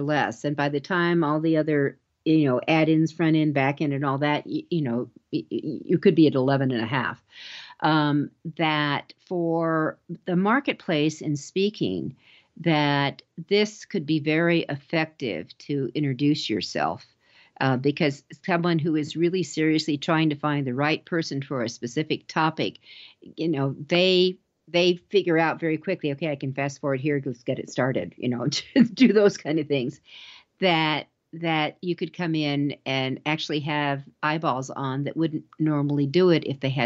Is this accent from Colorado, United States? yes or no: yes; Denver, Colorado, United States; I'm from Denver